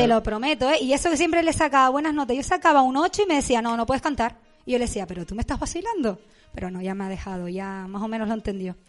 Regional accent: Santa Úrsula, Canary Islands, Spain; also born or lived in La Victoria de Acentejo; le propuse a mi madre que me presentara a un festival de pueblo que había en, en mi pueblo, en Santa Úrsula

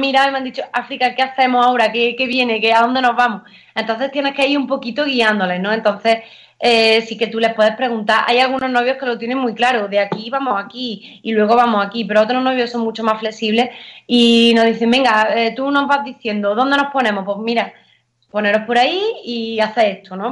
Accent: Valle de los Pedroches, northern Córdoba, Andalusia, Spain; soy del norte de Córdoba, de la zona de los Pedroches, del Valle de los Pedroches

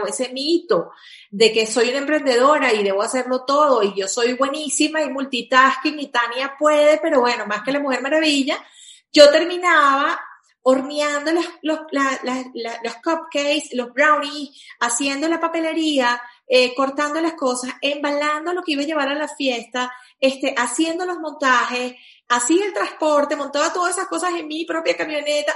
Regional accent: Venezuela; also born or lived in Caracas, Venezuela; yo soy venezolana

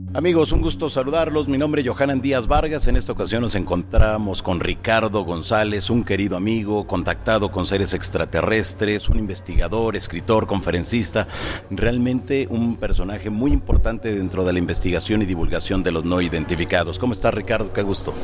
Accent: Peru; moved away; empezó mi país de origen en Perú

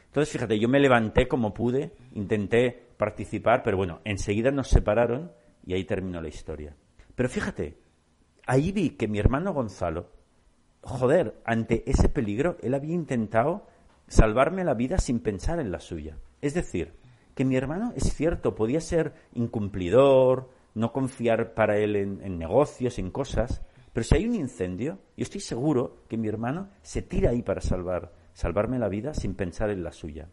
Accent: Barcelona, Catalonia, Spain; yo soy de Barcelona

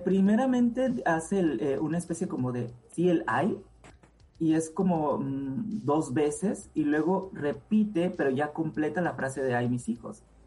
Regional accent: Puerto Ángel, Oaxaca, Mexico; el lugar donde yo nací, que se llama Puerto Ángel

